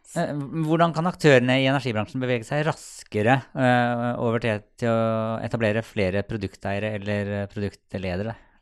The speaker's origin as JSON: {"language": "Norwegian", "town": "Sarpsborg", "region": "Østfold", "country": "Norway", "said": "Jeg er jo fra Sarpsborg"}